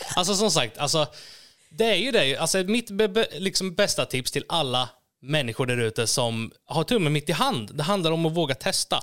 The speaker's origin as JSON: {"language": "Swedish", "town": "Norrköping", "region": "Östergötland", "country": "Sweden", "tie": "born or raised there", "also_born_or_lived": "Gislaved, Småland", "moved": "as an adult", "said": "jag är född i Småland, Gislaved, men eh, när jag var fem så flyttade vi till Norrköping"}